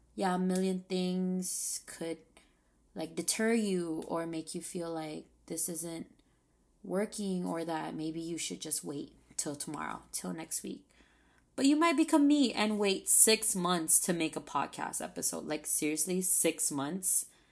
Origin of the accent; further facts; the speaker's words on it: Saipan, Northern Mariana Islands; moved away as an adult; I just moved back to my hometown of Saipan.